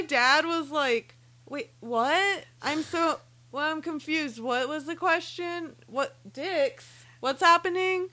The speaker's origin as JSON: {"language": "English", "town": "Silver City", "region": "New Mexico", "country": "United States", "tie": "born or raised there", "moved": "yes", "said": "I went to New Mexico this past weekend, my hometown, Silver City"}